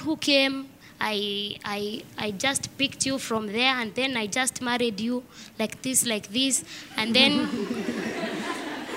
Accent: Nairobi, Kenya; moved away; also born or lived in Rwanda / Kakuma, Kenya; I was born in Nairobi

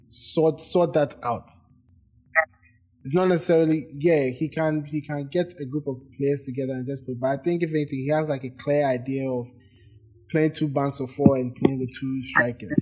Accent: Ghana; I'm from Ghana

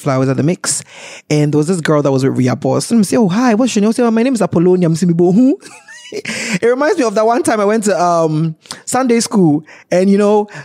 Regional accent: Ghana; as a Ghanaian

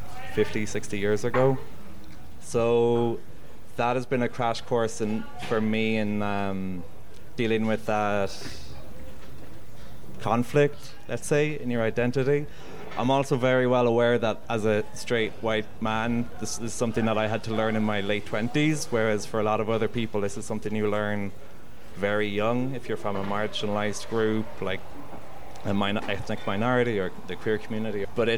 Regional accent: Ireland; moved away as an adult; now in Nairobi, Kenya; my identity as an Irish person

